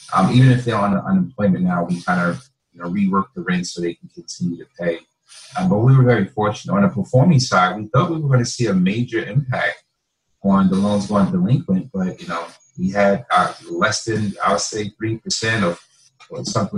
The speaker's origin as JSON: {"language": "English", "region": "North New Jersey", "country": "United States", "said": "I can go in a community where I'm from. I'm from North New Jersey"}